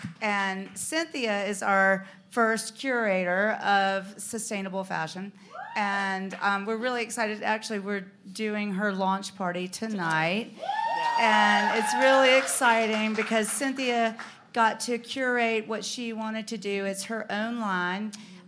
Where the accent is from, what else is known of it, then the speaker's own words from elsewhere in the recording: the South, United States; we're Southern girls. And she said, I'm from the South. You're from the South.